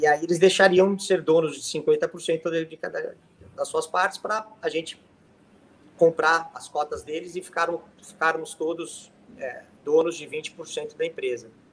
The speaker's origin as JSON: {"language": "Portuguese", "town": "Santos", "region": "São Paulo", "country": "Brazil", "also_born_or_lived": "United States", "moved": "as an adult", "lives_now": "São Paulo, Brazil", "said": "Passei numa faculdade aqui em São Paulo, eu venho de Santos"}